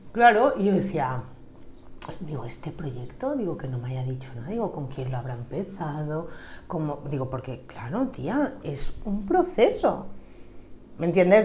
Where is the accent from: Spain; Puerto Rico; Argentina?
Spain; Sant Antoni de Portmany, Balearic Islands; me he criado en San Antonio